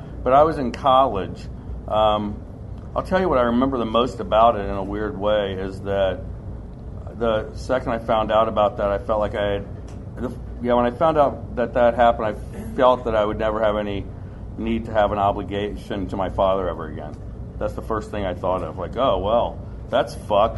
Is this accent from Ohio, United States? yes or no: yes; Ohio, United States; also born or lived in Hazard, Kentucky; I grew up in Ohio, but I was born in Hazard okay. and uh, spent a lot of my time going back to Hazard.